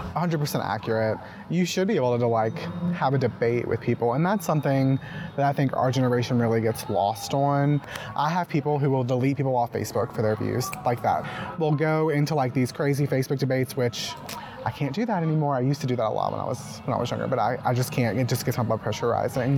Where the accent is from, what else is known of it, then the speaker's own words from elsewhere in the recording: Mississippi, United States; I'm from Mississippi